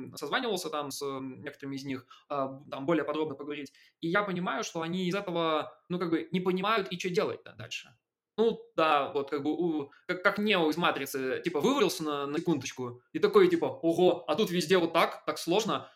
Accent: Belarus; я там белорус

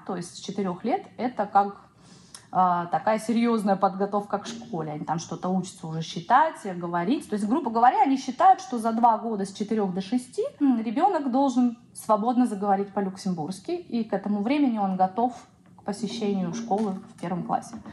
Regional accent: Siberia, Russia; moved away as an adult; also born or lived in Irkutsk; now in Luxembourg; я сибирячка, мне нужен снег

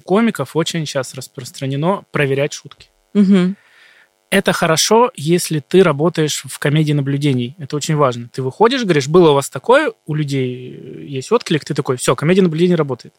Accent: Shadrinsk, Kurgan Oblast, Russia; moved away; Я из Шадринска, это из Курганской области, маленький город

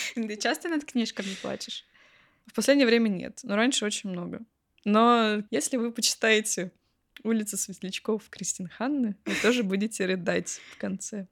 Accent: Belgorod, Belgorod Oblast, Russia; из Белгорода

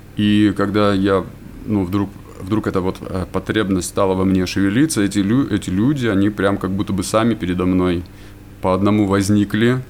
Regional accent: Yekaterinburg, Sverdlovsk Oblast, Russia; moved away as an adult; now in Vanadzor, Armenia; родился я в городе Екатеринбурге, там же и жил

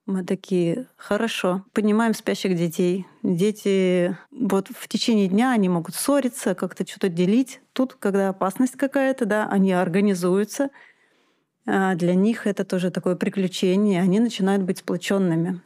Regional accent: Moscow, Russia; moved away as an adult; now in Altai Krai, Russia; я москвичка

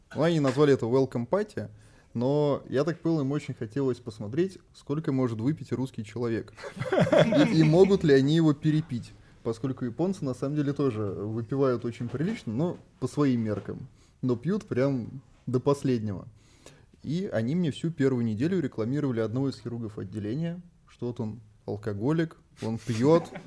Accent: Saint Petersburg, Russia; Я вообще сам родился в Санкт-Петербурге

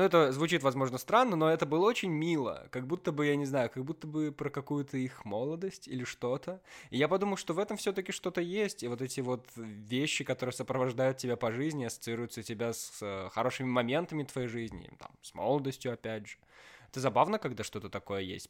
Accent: Belarus; Как белорус

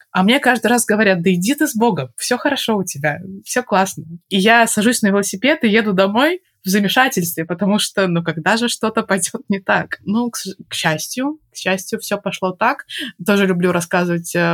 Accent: Belarus; moved away as an adult; я переехала из Беларуси, когда мне было 25 лет

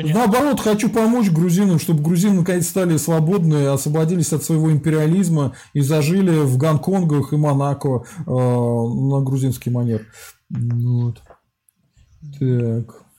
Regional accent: Russia; я русский

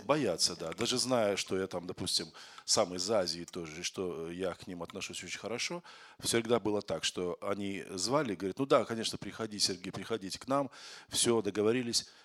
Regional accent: Kazakhstan; moved away as an adult; now in Moscow, Russia; Я из Казахстана, но я в Москве живу 28, 20, 25 или 27 лет

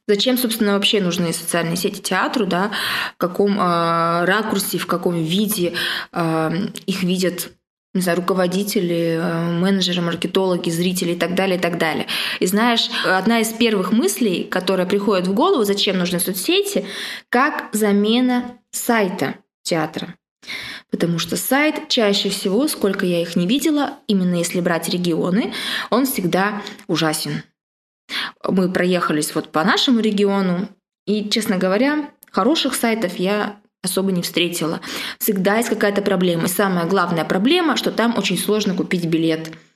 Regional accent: Siberia, Russia; сибирячка, провинциалка

